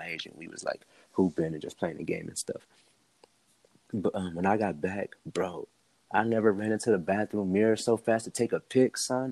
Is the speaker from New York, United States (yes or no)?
no; Lima, Ohio, United States; also born or lived in Indiana; I'm really from Lima. Just like, you know, just family's from Indiana. You know, I was raised here. You know what I'm saying? So I really am from Ohio, but my family's from there